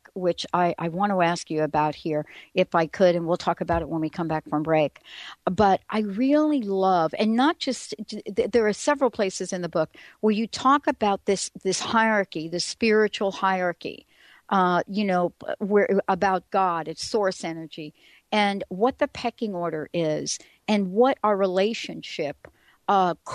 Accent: New York City, New York, United States; moved away; I'm a girl from the Bronx. I grew up in a place where there is not much grass

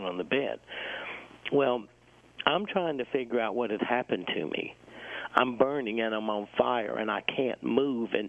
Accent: South Carolina, United States; I was born in South Carolina, and I grew up in South Carolina

